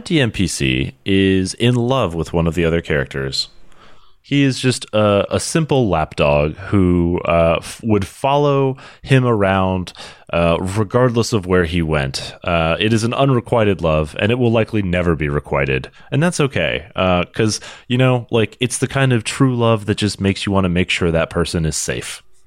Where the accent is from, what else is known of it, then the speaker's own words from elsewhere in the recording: United States; as an American